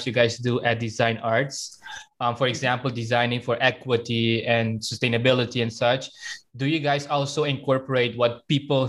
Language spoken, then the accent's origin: English; Willemstad, Curaçao; moved away; I was born in Curaçao, Willemstad